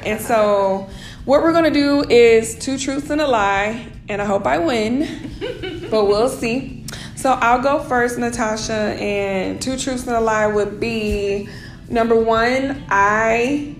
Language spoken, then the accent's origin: English; Kansas, United States; also born or lived in Germany; However, I say I'm from Kansas because I was there from like elementary to high school.